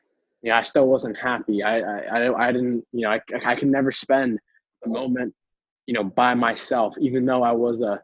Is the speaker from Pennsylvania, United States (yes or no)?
no; Boston, Massachusetts, United States; I am born and raised in Boston, Massachusetts, on the East Coast of the United States